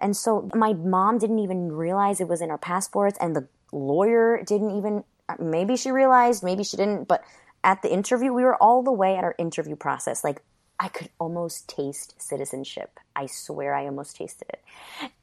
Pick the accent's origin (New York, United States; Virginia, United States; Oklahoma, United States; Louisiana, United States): New York, United States; Westchester County; also born or lived in Ecuador; this is where I grew up, a kindergarten through college into my professional career.